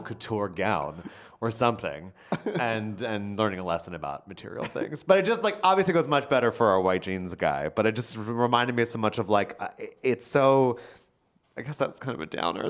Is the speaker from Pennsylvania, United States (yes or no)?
yes; Philadelphia, Pennsylvania, United States; I am from, uh, not just any place in Philadelphia, I am from Northeast Philadelphia